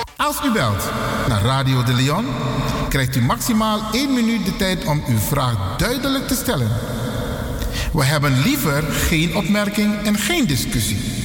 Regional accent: Suriname; first language Sranan Tongo; Dutch is a second language; now in Netherlands; Ik ben een Surinamer. Ik ben geboren in Suriname. Ik woon in Nederland

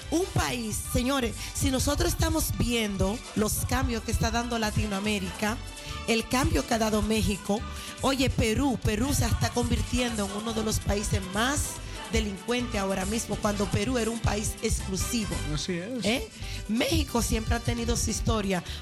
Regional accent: Dominican Republic

